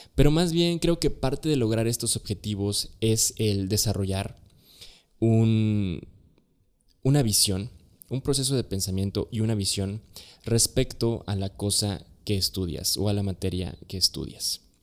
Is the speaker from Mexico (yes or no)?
yes; Chiapas, Mexico; soy originario de Chiapas